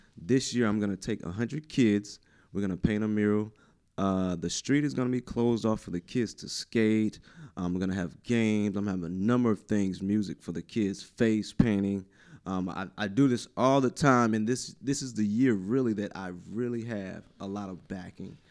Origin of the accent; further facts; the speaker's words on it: New Bern, North Carolina, United States; I love New Bern. I am from New Bern. Born and raised